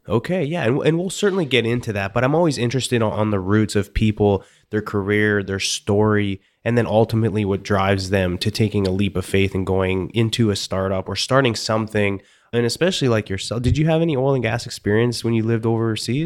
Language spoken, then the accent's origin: English; Canada; I'm from Canada and mostly Eastern European